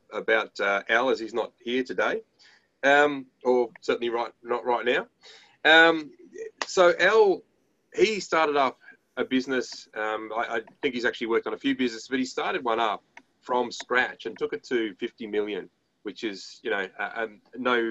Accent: Australia

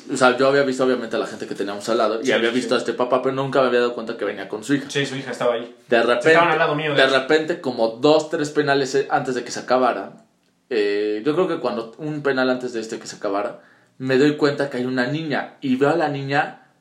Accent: Puebla, Mexico

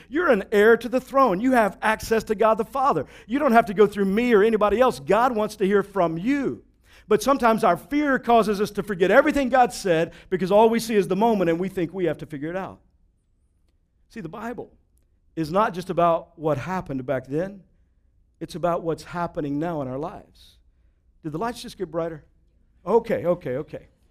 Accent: Texas, United States; I grew up in Texas

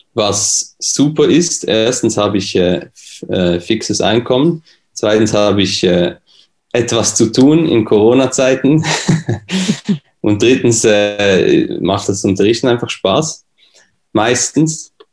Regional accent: Switzerland; accent: Swiss; bin aus der Schweiz, wie man das hört

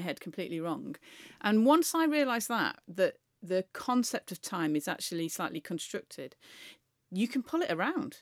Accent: near Manchester, North West England, United Kingdom; as somebody who grew up near Manchester

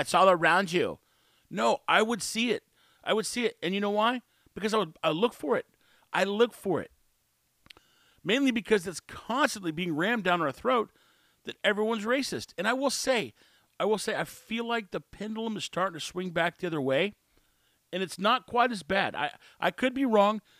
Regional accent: Texas, United States; I'm from Texas. I've lived all my life except for two years inside Texas

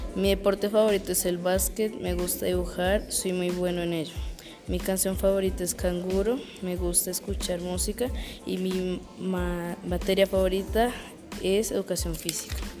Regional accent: Bogotá, Colombia; now in Chía, Colombia; Yo nací el 2007 en Bogotá, Colombia y ahora vivo en Chía

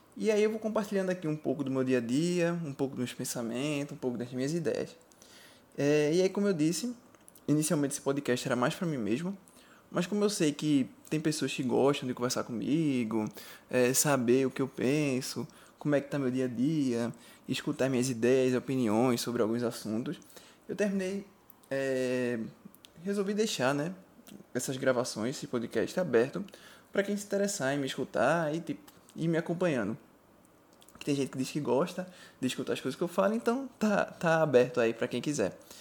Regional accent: Recife, Pernambuco, Brazil; eu sou de Recife

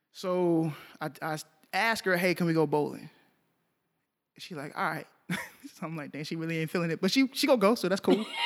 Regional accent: Arlington, Texas, United States; I grew up in Arlington

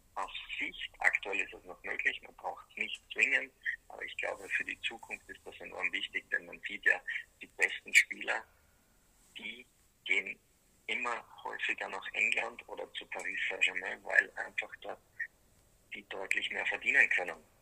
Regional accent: Austria; wie man vielleicht hören kann, ich bin Österreicher

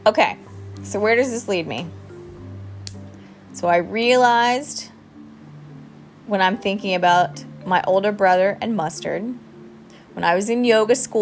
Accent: South Carolina, United States; now in Thailand; I'm from South Carolina

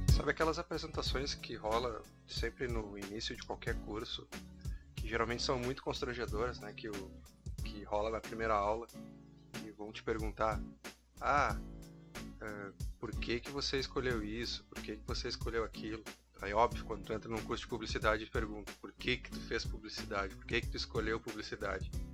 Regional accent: Uruguaiana, Rio Grande do Sul, Brazil; also born or lived in São Borja; eu sou de Uruguaiana, uh, nascido em São Borja, mas morei minha vida toda em Uruguaiana, me considero uruguaianense por isso

